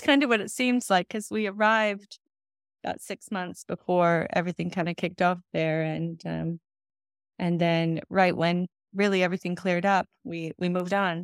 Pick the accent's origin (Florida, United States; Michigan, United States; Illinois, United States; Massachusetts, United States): Michigan, United States; moved away as an adult; also born or lived in New Zealand / London; now in Los Angeles, United States; I'm from Michigan